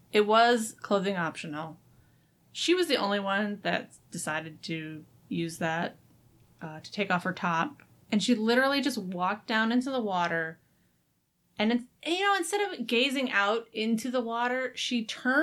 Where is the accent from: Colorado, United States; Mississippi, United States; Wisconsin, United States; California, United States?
Wisconsin, United States; moved away as an adult; now in Kansas City, United States; I'm from Wisconsin originally. Moved to Kansas City because my husband, Ryan, went to school here